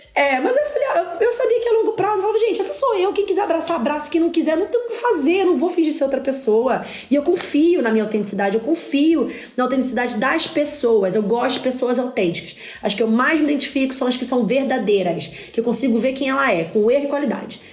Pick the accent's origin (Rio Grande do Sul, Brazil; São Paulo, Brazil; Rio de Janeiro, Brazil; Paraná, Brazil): Rio de Janeiro, Brazil; eu sou da favela, sou da, do, do Parque União, do PU.